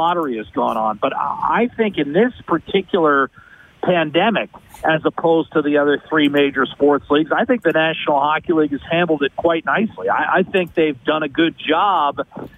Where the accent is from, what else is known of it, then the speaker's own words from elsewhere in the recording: United States; moved away as an adult; now in Edmonton, Canada; as an American